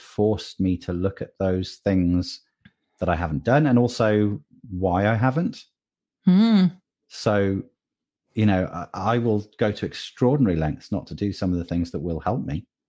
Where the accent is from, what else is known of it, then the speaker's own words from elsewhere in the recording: United Kingdom; I'm British. We don't think we're worth it. It's not how it works over here.